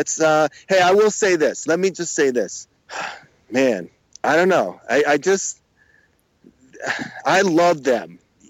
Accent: Connecticut, United States; I'm from Connecticut, right. So I'm a New York, and plus I'm that part of Connecticut that falls right in between Boston and New York.

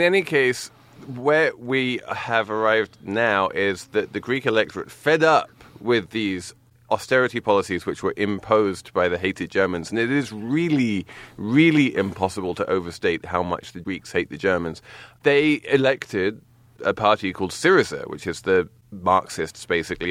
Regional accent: England, United Kingdom; moved away; When I was growing up in England

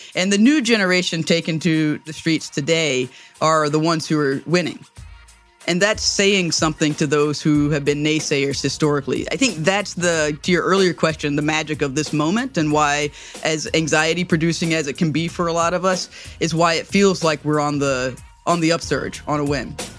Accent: the South, United States; as a Southerner and as a Black person

